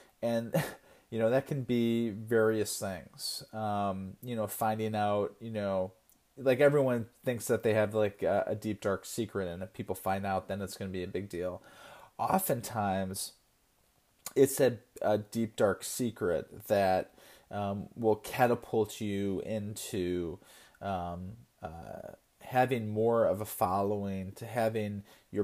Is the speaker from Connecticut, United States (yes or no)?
yes; Connecticut, United States; I'm from Connecticut